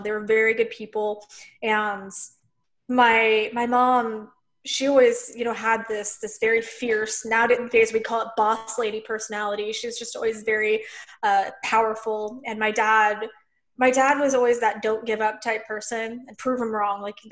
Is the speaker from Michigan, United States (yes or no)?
no; Lebanon, Missouri, United States; I grew up in Missouri, like in a very small town